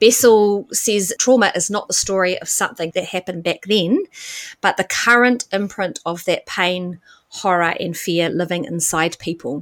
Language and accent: English; Auckland, New Zealand; moved away as an adult; also born or lived in India; I grew up in West Auckland and studied business.